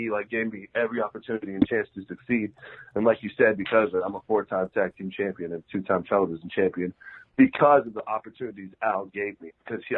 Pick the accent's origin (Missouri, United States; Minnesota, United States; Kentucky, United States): Kentucky, United States; Louisville; I grew up in Louisville